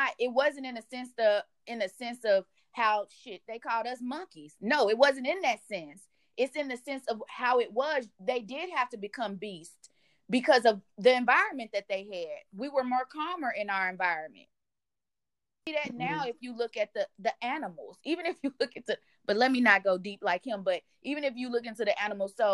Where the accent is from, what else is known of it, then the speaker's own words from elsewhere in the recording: Indiana, United States; I'm from Indiana